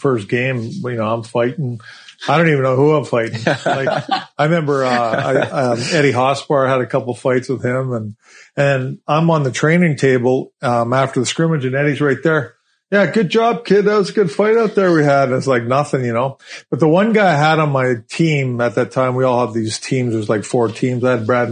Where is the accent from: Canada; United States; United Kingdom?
Canada; moved away; back home to Kalahoo, my hometown